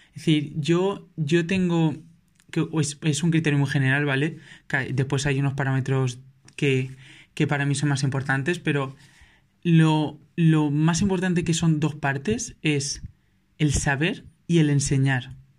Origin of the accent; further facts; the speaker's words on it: Valencia, Valencian Community, Spain; yo soy de Valencia